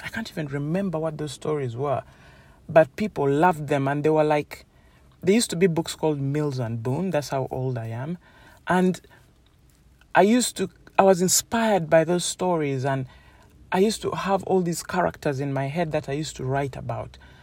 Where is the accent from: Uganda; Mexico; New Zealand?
Uganda; now in United Kingdom; I grew up in Uganda and I was in boarding school